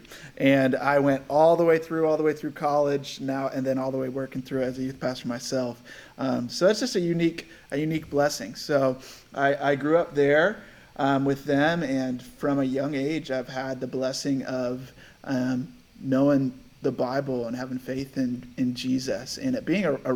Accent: Rochester, New York, United States; moved away as an adult; now in San Diego, United States; I was born and raised in Rochester, New York

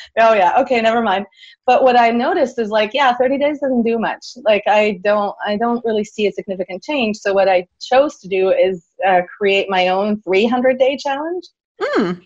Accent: Switzerland; moved away; also born or lived in Canada; I'm originally from Switzerland and I was living in Canada at the time

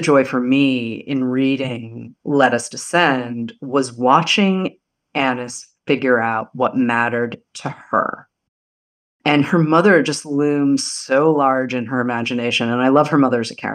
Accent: outside of Boston, Massachusetts, United States; I grew up outside of Boston

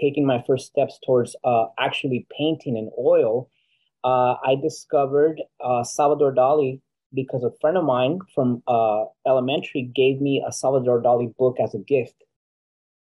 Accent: Los Angeles, California, United States; also born or lived in Guatemala; As an artist living in Los Angeles, you would imagine I'd be doing really well in my hometown, California, the state of California

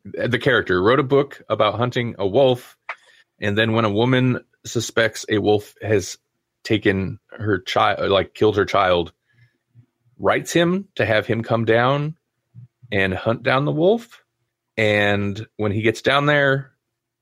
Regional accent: Nebraska, United States

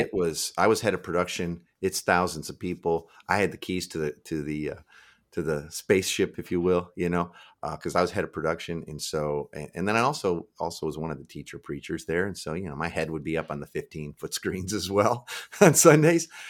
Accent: Midwest, United States; now in Seattle, United States; I live in Seattle now. I'm from the Midwest originally.

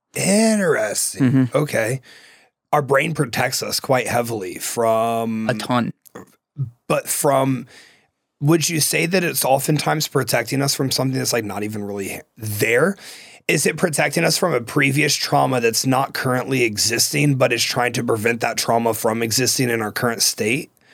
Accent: Ohio, United States; moved away; where I'm from, you have like you know shitty salmon and like shitty cod. Like it's fucking Ohio

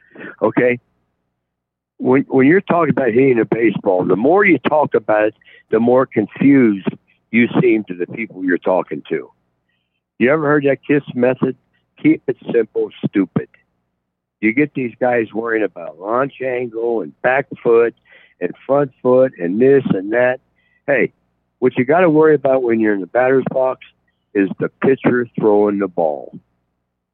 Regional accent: Cincinnati, Ohio, United States; I'm from Cincinnati.

